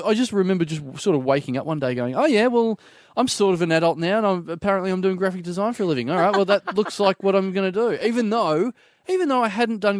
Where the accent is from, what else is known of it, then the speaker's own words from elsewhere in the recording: Maryborough, Victoria, Australia; also born or lived in Ballarat; I grew up in Maribor.